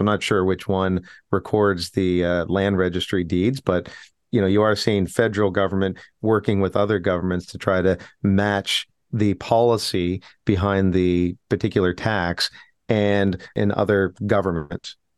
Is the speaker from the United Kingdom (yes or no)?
no; Canada; as Canadian citizens